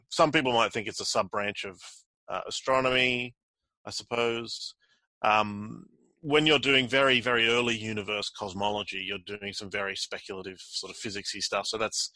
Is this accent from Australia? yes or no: yes; Australia; also born or lived in Cambridge, United Kingdom / Zurich, Switzerland; I grew up in Australia and did my undergraduate degrees here